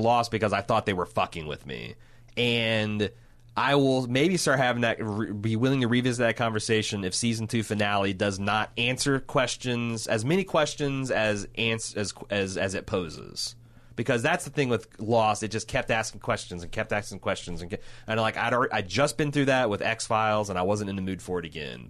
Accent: United States; I'm speaking just purely as an American

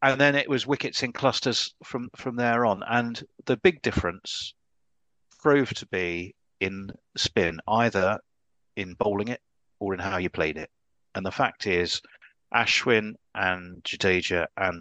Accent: England, United Kingdom; an English watcher

